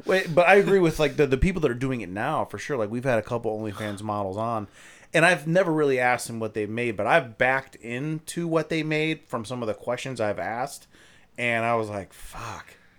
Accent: Ohio, United States; I'm from Ohio

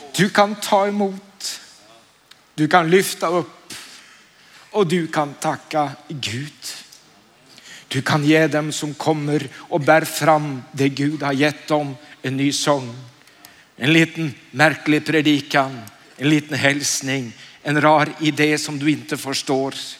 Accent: Oslo, Norway; Jag är från Oslo

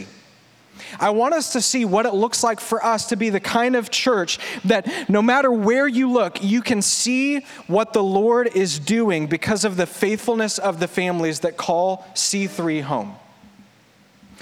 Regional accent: Sugar Land, Texas, United States; also born or lived in small town outside Austin, Texas; I grew up in Sugar Land, south side of Houston, so this is all I've ever really known

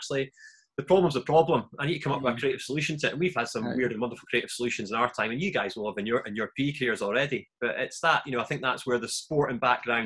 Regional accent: Scotland, United Kingdom; moved away as an adult; now in England; a Scottish guy

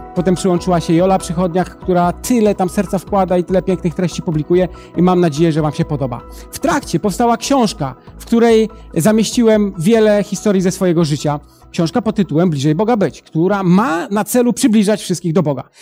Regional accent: Przysucha, Masovian Voivodeship, Poland; also born or lived in Italy; now in Łódź, Poland; ja pochodzę z Podradomia, z takiej małej miejscowości Przysłucha, ale teraz e, na co dzień mieszkam w Łodzi

